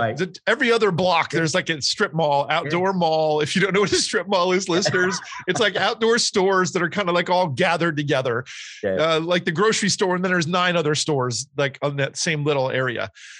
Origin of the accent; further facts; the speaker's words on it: New Jersey, United States; So I've got a little list of my favorite things from growing up in New Jersey.